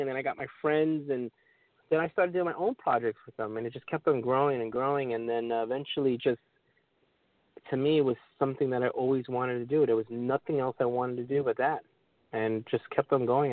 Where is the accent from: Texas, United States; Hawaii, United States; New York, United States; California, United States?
New York, United States; New York City; me being born and raised in New York City